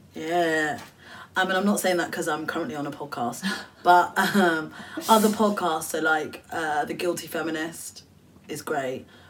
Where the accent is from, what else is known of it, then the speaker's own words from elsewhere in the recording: United Kingdom; I'm Bangladeshi British